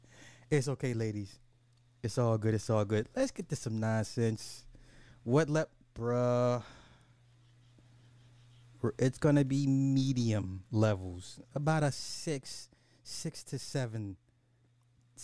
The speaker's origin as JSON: {"language": "English", "country": "United States", "said": "as an American"}